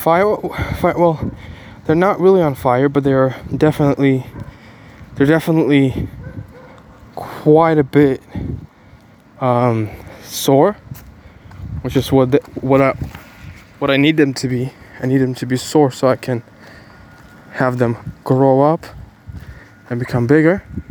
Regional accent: Ukraine; English is a second language; now in Bulgaria; I was born in Ukraine

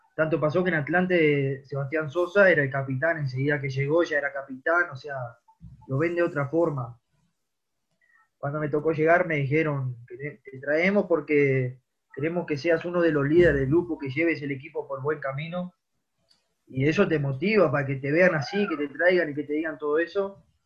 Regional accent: Rivera, Uruguay; moved away as an adult; also born or lived in Montevideo; soy de Rivera, que me tocó irme y de grande, me fui a los 18 años yo

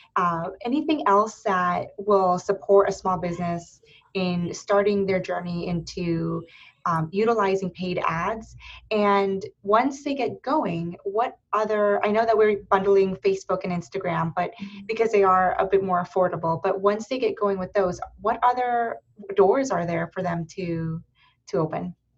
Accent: Erie, Pennsylvania, United States; moved away as an adult; now in Columbus, United States; I was raised in Erie, Pennsylvania

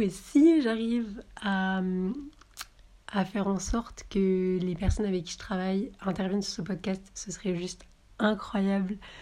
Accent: Marseille, Provence-Alpes-Côte d'Azur, France; moved away as an adult; also born or lived in Avignon; now in Paris, France; je viens du sud de la France, de Marseille et ses environs

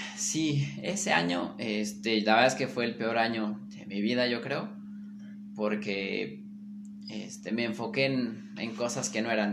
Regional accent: Mexico; los mexicanos podemos hacer bien las cosas

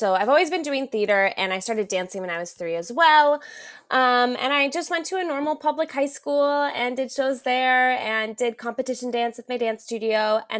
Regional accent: Los Angeles, California, United States; also born or lived in Syracuse; I grew up in Los Angeles, California. My entire family does theater. So I grew up backstage at shows and doing shows since I was like 3, 4, 5.

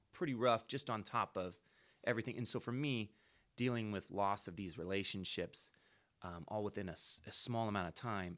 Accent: Antioch, California, United States; moved away as an adult; now in Livermore, United States; where I grew up in Antioch

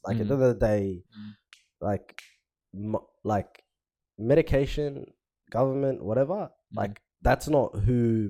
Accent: Somalia; moved away; I come from Somalia, bro, and we don't have a government

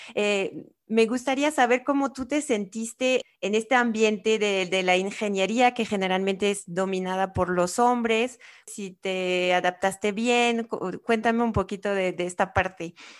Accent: France; now in Mexico; soy francesa

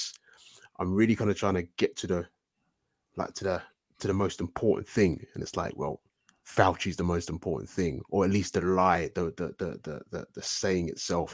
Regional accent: London, United Kingdom; I'm from London, southeast London.

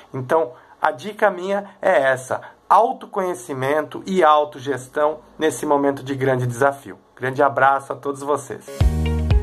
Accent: Três Coroas, Rio Grande do Sul, Brazil; sou de Três Coroas

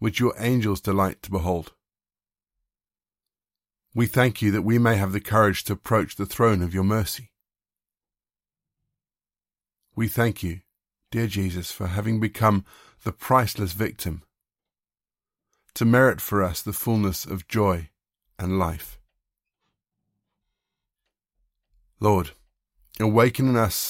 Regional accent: South Africa; also born or lived in Zimbabwe; I was born in Zimbabwe and that I was raised in South Africa

